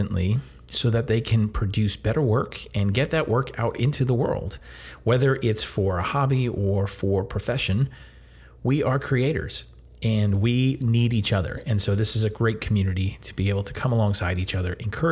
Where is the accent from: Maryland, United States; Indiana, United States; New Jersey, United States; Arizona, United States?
New Jersey, United States; we're both from New Jersey